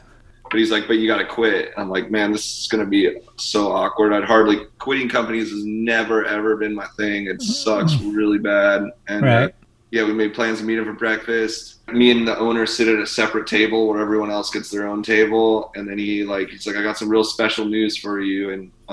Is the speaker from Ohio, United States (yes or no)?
no; Washington, United States; growing up in Washington